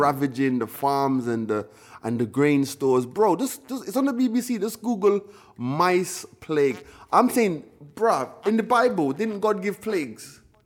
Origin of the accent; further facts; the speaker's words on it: United Kingdom; also born or lived in Jamaica; we were British kids, we were in the Caribbean